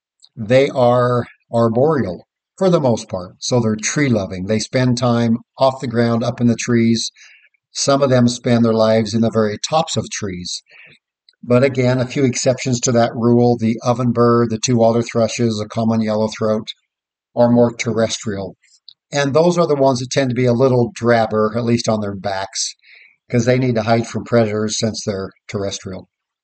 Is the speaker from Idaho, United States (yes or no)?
yes; Idaho, United States; now in Tulsa County, Oklahoma, United States; When I was a kid growing up in Idaho